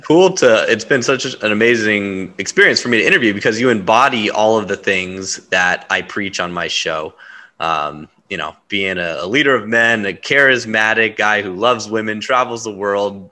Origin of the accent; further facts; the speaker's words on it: Huntington Beach, California, United States; I grew up in Huntington Beach, you know, Orange County